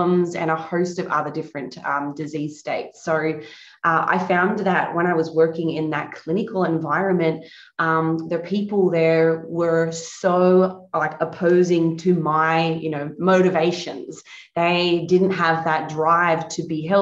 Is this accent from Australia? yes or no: yes; Australia; moved away as an adult; now in Florida, United States; I'm located in Florida, USA now, recently relocated in 2017. But I guess growing up in Australia